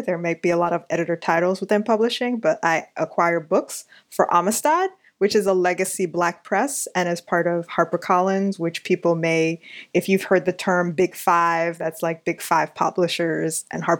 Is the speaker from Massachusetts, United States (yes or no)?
no; New York City, New York, United States; I am born and raised in New York City, partially Long Island for the first 8 years, and then transient being of Queens for the next 30 semi years.